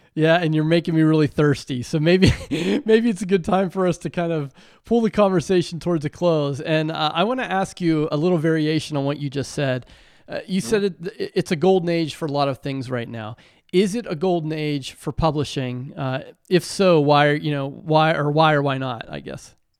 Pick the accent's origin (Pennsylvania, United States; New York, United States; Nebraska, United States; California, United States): Pennsylvania, United States; Western; growing up in Western Pennsylvania